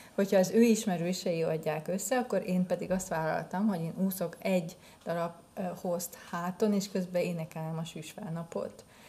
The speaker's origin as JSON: {"language": "Hungarian", "town": "Nyíregyháza", "region": "Szabolcs-Szatmár-Bereg", "country": "Hungary"}